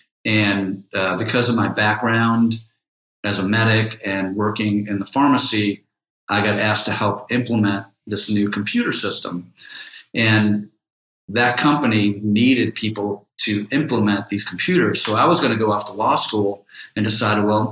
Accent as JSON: {"language": "English", "town": "Cleveland Heights", "region": "Ohio", "country": "United States", "said": "I'm from Cleveland, Heights, from the East Side"}